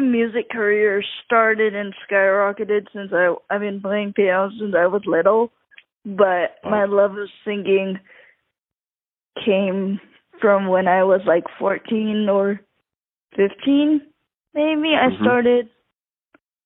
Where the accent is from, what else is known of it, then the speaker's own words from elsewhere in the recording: Nashville, Tennessee, United States; also born or lived in Bellevue, Tennessee / Brentwood, Tennessee / Thailand (ancestry); I was born in Nashville, Tennessee, but my family is originally from Thailand